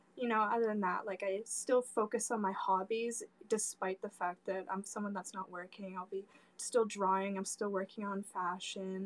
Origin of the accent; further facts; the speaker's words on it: Canada; I'm, I'm from Canada um, and I'm in the West Coast.